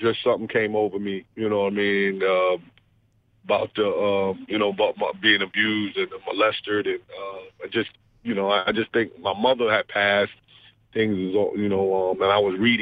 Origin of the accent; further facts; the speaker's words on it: New York, United States; growing up in New York, dysfunctional home.